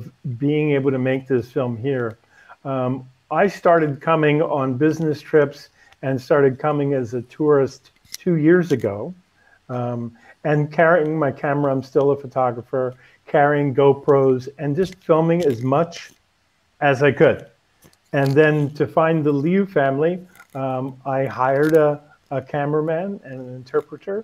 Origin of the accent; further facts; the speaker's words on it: United States; now in Beijing, China; being an American in China